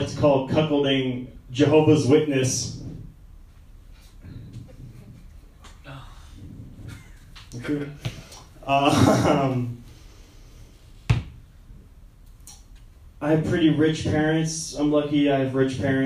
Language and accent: English; Seattle, Washington, United States; I'm from Seattle.